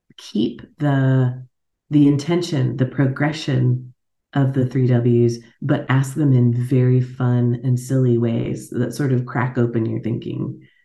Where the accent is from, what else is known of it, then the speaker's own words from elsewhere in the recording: Alaska, United States; accent: American; moved away as an adult; now in Munich, Germany; as you can hear from my accent, I'm an American. took me a long time to admit that because I grew up in Alaska